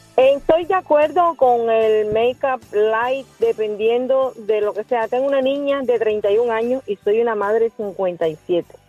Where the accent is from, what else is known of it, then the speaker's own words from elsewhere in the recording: Nicaragua; now in United States; yo soy nicaragüense, pero llevo 40 años aquí